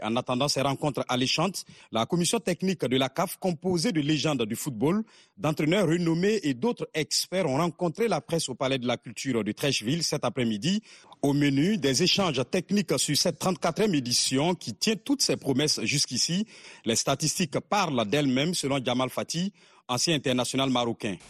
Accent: Guinea; moved away; also born or lived in Congo; la Guinée, euh, mon pays natal

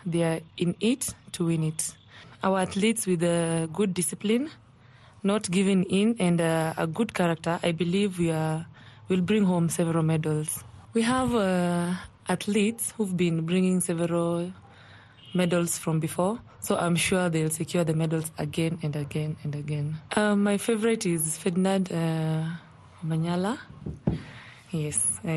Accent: Kisii, Kisii County, Kenya; I come from Kisii.

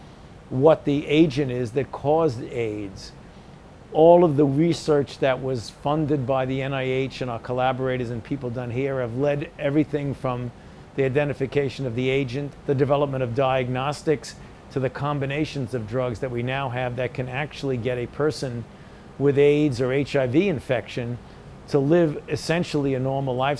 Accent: New York City, New York, United States; I was born and raised in Brooklyn, New York.

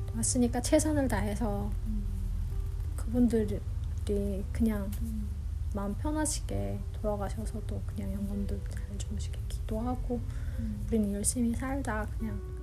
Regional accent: North Korea; also born or lived in South Korea; now in Chicago, United States; 그 북한 고향 냄새가 막 나는 거예요.

